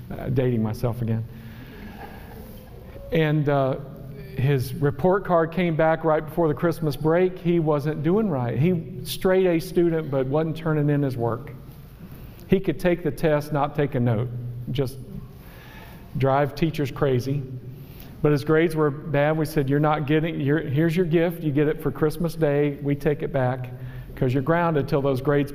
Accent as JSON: {"language": "English", "region": "West Virginia", "country": "United States", "said": "I am from West Virginia"}